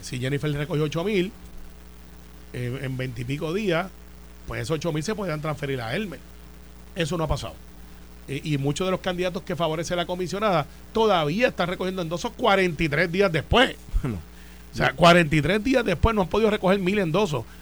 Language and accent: Spanish; Puerto Rico; como todo puertorriqueño